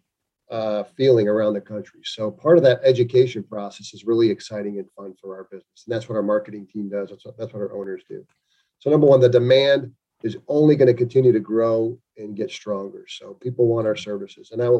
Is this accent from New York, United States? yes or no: no; Chicago, Illinois, United States; now in Virginia Beach, United States; growing up in Chicago